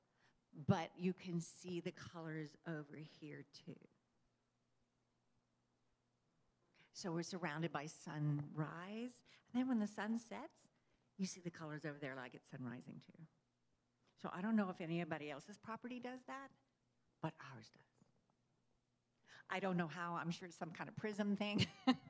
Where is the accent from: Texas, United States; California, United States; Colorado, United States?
Texas, United States; I grew up in Texas